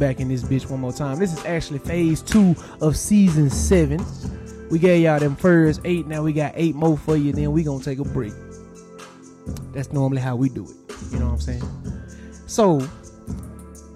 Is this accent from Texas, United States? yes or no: yes; Dallas, Texas, United States; we are from Dallas